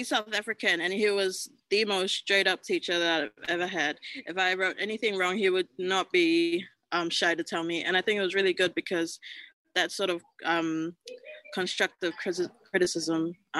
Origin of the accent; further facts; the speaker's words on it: Tokelau; I said I was from Tokelau and they were just like, where's that? I was just like, just this little island off the Pacific.